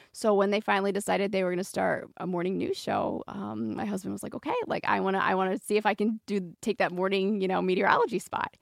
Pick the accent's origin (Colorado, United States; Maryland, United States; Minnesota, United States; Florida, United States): Maryland, United States; moved away; I grew up on the East Coast in Maryland.